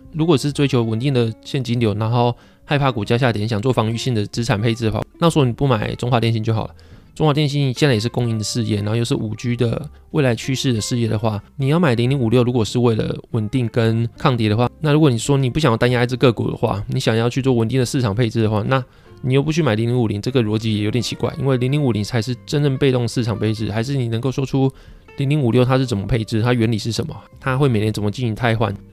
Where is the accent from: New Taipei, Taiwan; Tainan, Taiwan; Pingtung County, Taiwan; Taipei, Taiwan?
Pingtung County, Taiwan; 我屏东人嘛，那我屏东人到台南或到其他地方读书的时候